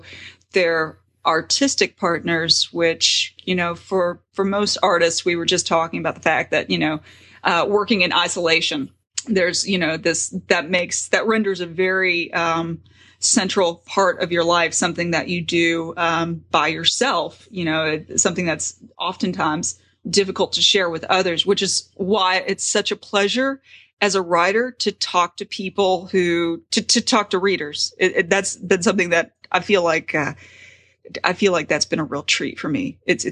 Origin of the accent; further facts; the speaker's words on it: the South, United States; I'm from the South. I grew up in the Bible Belt.